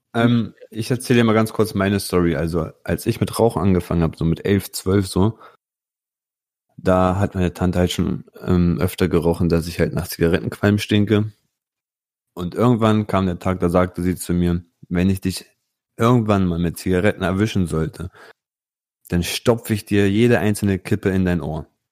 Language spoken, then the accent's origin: German; Italy; Bei uns in Italien